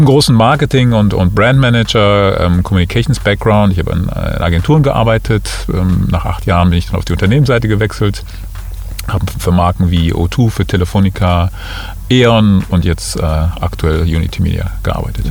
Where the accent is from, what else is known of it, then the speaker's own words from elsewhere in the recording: Cologne, North Rhine-Westphalia, Germany; moved away as an adult; also born or lived in Munich; now in Düsseldorf, Germany; ich bin gebürtiger Kölner.